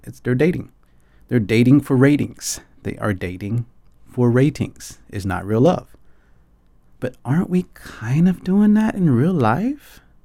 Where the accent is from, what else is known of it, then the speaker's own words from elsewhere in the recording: Atlanta, Georgia, United States; moved away as an adult; now in Taipei, Taiwan; I grew up in Atlanta, Georgia